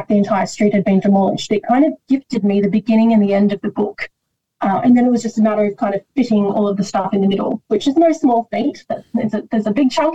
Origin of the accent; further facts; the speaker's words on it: Sydney, New South Wales, Australia; also born or lived in Rosemeadow; I grew up all over Western Sydney, but Rosemeadow, I spent a period of time in the place, always stayed with me.